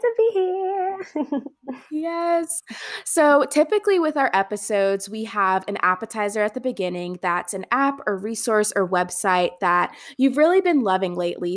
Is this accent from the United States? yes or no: yes; Maryland, United States; I'm from Maryland originally.